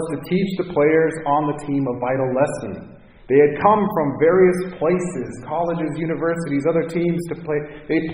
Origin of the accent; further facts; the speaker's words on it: Minnesota, United States; now in Cupertino, United States; Herb Brooks grew up 45 minutes from my hometown. So there's a lot of Minnesota pride